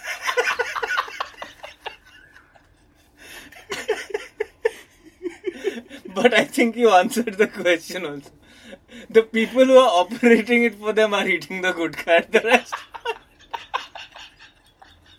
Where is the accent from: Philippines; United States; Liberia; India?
India; South India; I'm South Indian